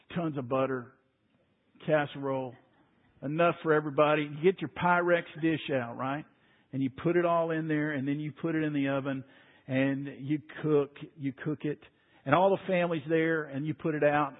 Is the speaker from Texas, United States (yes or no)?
yes; Waco, Texas, United States; I grew up in Waco